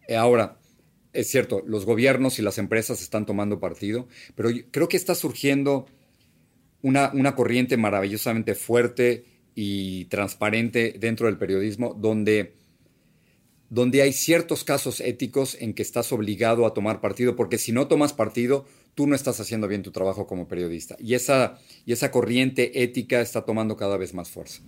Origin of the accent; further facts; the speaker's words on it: Mexico City, Mexico; moved away as an adult; now in United States; el único hogar que he tenido de verdad es esa casa donde yo crecí en la Ciudad de México.